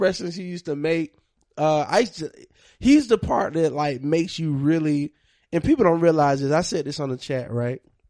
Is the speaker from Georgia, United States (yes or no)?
yes; Monroe, Georgia, United States; I'm from Monroe, Georgia.